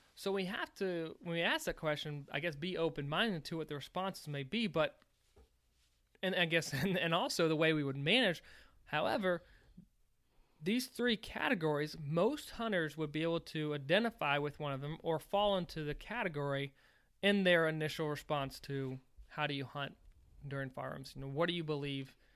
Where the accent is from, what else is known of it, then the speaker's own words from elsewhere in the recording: Virginia, United States; now in Missouri, United States; When I was growing up in Virginia